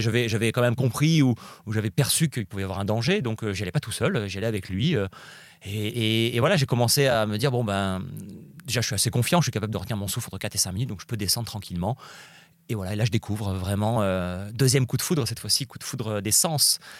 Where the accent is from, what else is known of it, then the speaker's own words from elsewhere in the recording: Nice, Provence-Alpes-Côte d'Azur, France; j'habite à Nice, je suis né à Nice, j'ai grandi là-bas